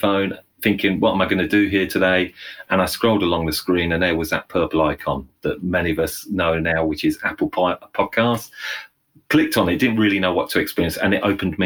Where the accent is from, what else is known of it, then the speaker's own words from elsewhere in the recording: Northamptonshire, East Midlands, United Kingdom; also born or lived in London; Went back to my hometown. So I live in a central location in the heart of England, a place called Northamptonshire